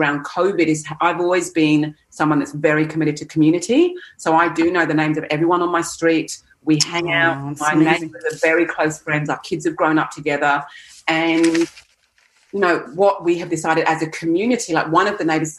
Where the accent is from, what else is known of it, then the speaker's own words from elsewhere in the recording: England, United Kingdom; moved away as an adult; now in Australia; growing up in England